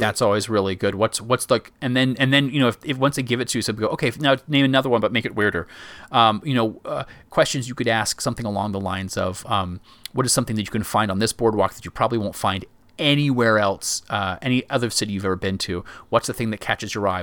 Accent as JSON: {"language": "English", "town": "Myrtle Beach", "region": "South Carolina", "country": "United States", "tie": "born or raised there", "said": "I grew up in Myrtle Beach, South Carolina."}